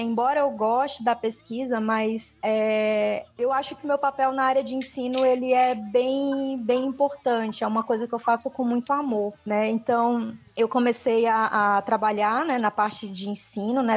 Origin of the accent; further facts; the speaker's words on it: Ceará, Brazil; also born or lived in Teresina, Piauí; eu cresci no Ceará, né? Eu sou natural do Piauí, de Teresina, mas eu cresci no Ceará, né? Fui para lá muito pequena